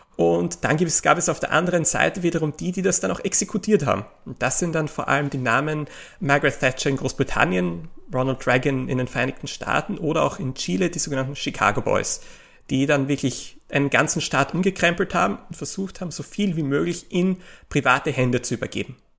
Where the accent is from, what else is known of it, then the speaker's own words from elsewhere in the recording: Austria; kann ich als Österreicher